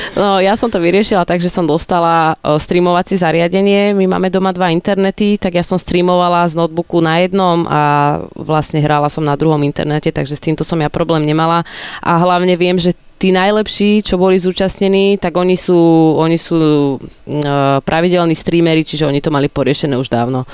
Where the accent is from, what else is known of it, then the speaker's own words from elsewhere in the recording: Slovakia; ja som zo Slovenska